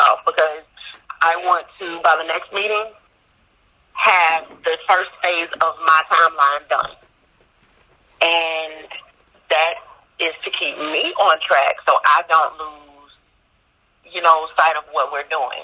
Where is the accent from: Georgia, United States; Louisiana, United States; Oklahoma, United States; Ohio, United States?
Louisiana, United States; I'm from Louisiana